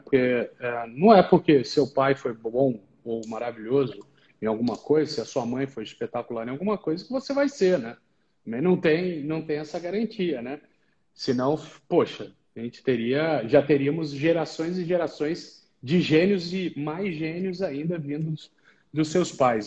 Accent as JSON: {"language": "Portuguese", "region": "Rio de Janeiro", "country": "Brazil", "tie": "born or raised there", "moved": "as an adult", "lives_now": "São Paulo, Brazil", "said": "sou carioca de nascimento, tenho orgulho, não escondo"}